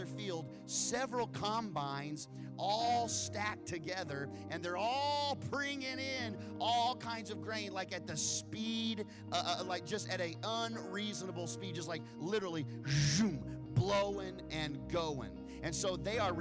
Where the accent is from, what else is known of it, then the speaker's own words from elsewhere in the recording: Wichita, Kansas, United States; moved away; I grew up in Kansas, and Kansas is known as the wheat state.